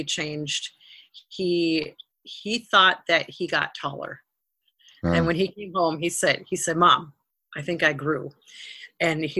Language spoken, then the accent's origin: English; Rosemount, Minnesota, United States; our hometown in Rosemount, Minnesota